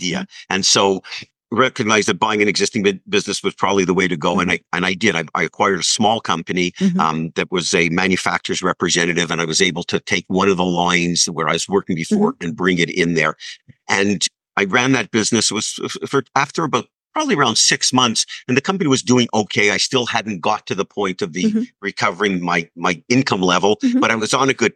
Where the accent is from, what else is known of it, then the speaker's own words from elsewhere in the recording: Montreal, Quebec, Canada; I grew up in Montreal